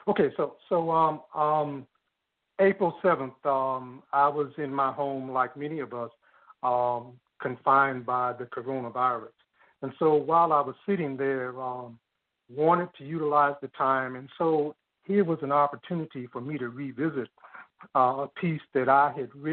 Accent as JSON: {"language": "English", "town": "Chicago", "region": "Illinois", "country": "United States", "tie": "born or raised there", "said": "I was born in a basement apartment in Bronzeville, 519 East 44th Street"}